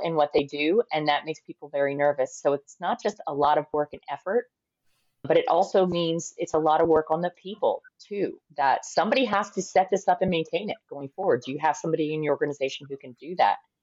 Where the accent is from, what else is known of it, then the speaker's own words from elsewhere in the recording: United States; I am American